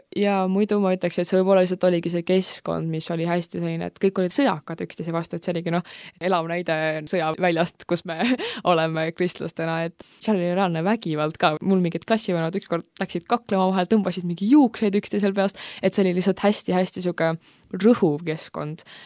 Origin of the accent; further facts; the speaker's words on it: Tallinn, Harju County, Estonia; now in Viimsi, Estonia; ma algselt tulen Pelgu linnast, sündisin seal, elasin seal päris pikalt, praegu elan Viimsis juba mõnda aega